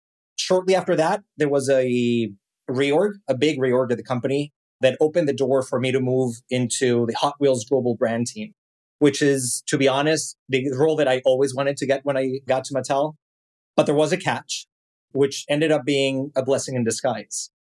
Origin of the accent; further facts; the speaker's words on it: Mexico City, Mexico; as you can probably tell by my accent, I am not from here. I was born and raised in Mexico City and started my career in marketing